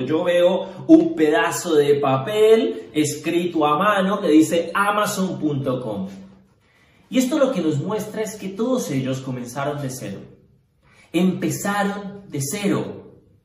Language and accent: Spanish; Cali, Valle del Cauca, Colombia; Nosotros somos de Cali, empezamos en Cali